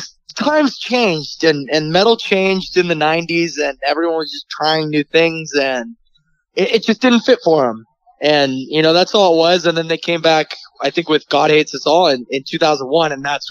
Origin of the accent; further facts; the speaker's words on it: Bay Area, California, United States; I'm from the Bay Area. Bay Area rap is big here.